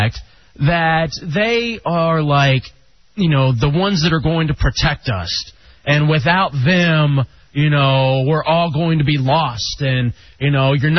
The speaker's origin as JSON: {"language": "English", "region": "Texas", "country": "United States", "moved": "yes", "said": "I'm from Texas, too. I'm going home."}